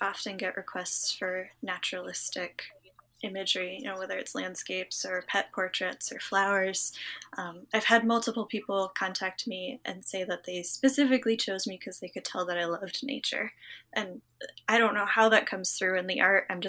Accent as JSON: {"language": "English", "region": "Western Massachusetts", "country": "United States", "tie": "born or raised there", "said": "I grew up in Western Massachusetts"}